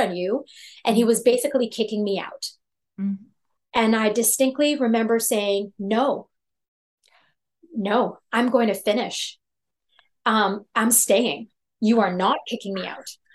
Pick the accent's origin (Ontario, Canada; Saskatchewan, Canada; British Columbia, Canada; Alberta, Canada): Ontario, Canada; Toronto; I'm from Toronto, Canada